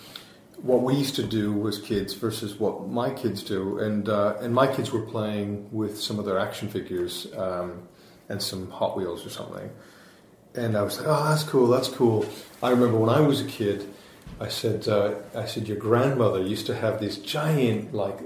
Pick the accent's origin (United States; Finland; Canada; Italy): Canada; Vancouver, British Columbia; I grew up in Canada, so it's I grew up in Vancouver